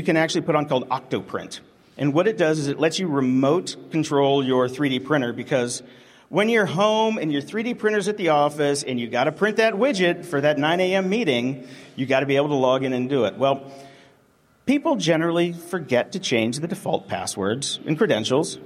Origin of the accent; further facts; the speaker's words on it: Pittsburgh, Pennsylvania, United States; I'm from Pittsburgh, Pennsylvania